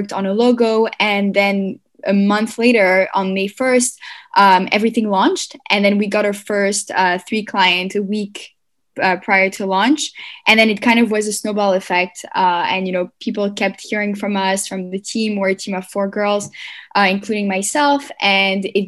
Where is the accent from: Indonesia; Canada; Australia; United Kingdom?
Canada; Montreal, Quebec; moved away as an adult; also born or lived in Paris, France / Tel Aviv, Israel / New York, United States; I left and went to Montreal. And then I grew up there and I did my CEGEP